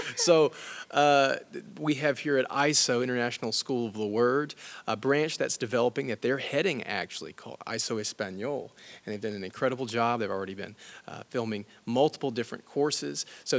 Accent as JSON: {"language": "English", "region": "Alabama", "country": "United States", "said": "I come from Alabama"}